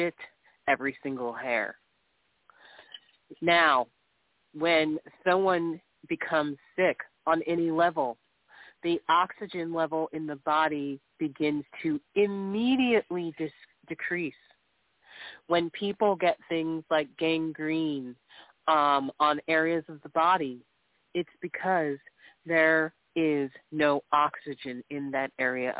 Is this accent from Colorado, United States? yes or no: no; Michigan, United States; I'm from Michigan